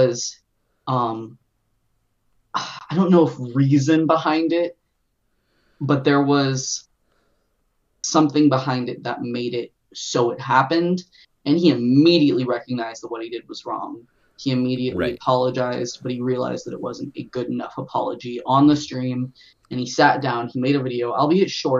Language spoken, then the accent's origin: English; United States; We are all from America